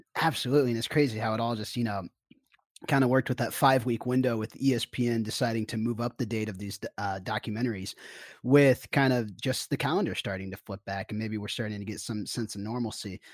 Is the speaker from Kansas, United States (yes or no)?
yes; Kansas City, Kansas, United States; I was a kid from Kansas that grew up in Kansas City